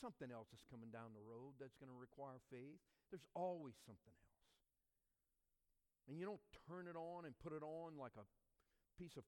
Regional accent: Louisiana bayou, United States; accent: Cajun; moved away as an adult; now in Newberry, United States; I was a Cajun from the Bayou. I didn't talk quite as bad as Coach O for LSU. I didn't talk like that, you know. But I had a Cajun accent

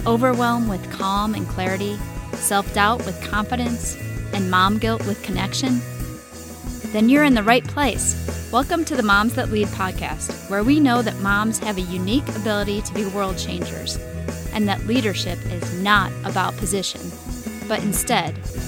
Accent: Midwest, United States; you have the Midwest roots that I have as well.

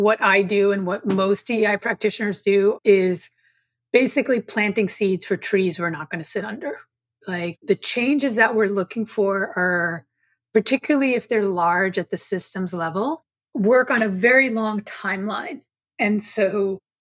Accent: New York City, New York, United States; I grew up on Staten Island, which is one of the boroughs of New York City

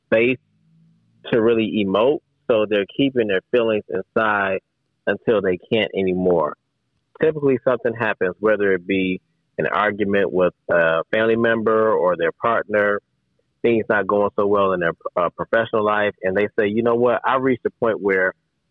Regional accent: Detroit, Michigan, United States; people from my hometown

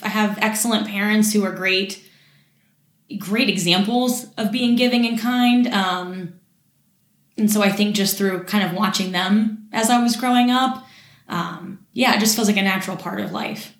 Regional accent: Morgantown, West Virginia, United States; I was born and raised in Morgantown

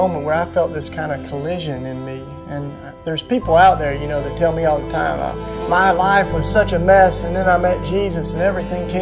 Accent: Tennessee, United States; I grew up down in Tennessee

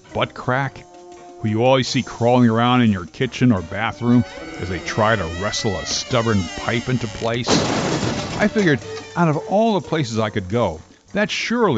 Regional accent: New Jersey, United States; born or raised there

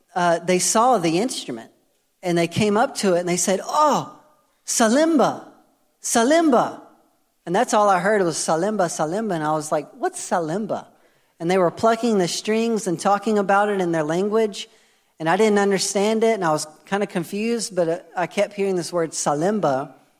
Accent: United States; moved away; I'm American

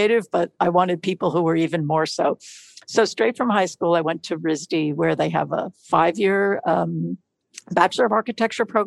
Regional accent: New York City, New York, United States; I was born in New York City and grew up in Queens, a neighborhood called Douglaston

